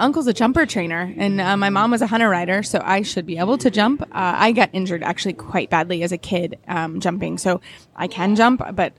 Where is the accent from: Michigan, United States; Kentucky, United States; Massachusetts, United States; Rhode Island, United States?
Kentucky, United States; Lexington; everyone knows I'm from Lexington, Kentucky.